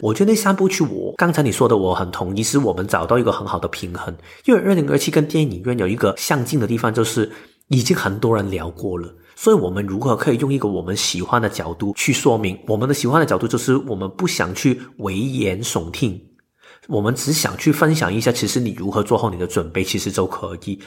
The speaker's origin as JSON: {"language": "Chinese", "country": "Hong Kong", "moved": "yes", "said": "我简介我是香港来的"}